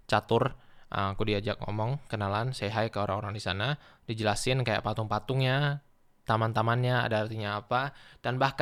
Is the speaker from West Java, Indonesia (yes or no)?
no; Duri, Riau, Indonesia; Mungkin di sini bahkan lebih mirip sama sama vibe di sekitar kotaku di Duri